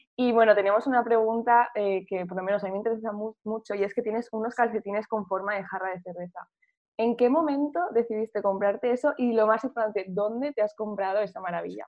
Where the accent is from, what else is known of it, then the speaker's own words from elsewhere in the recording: Burriana, Valencian Community, Spain; also born or lived in Madrid; yo soy de un pueblo que se llama Burriana